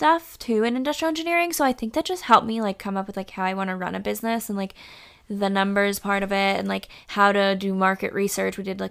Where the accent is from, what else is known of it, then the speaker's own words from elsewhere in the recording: East Coast, United States; I'm from the East Coast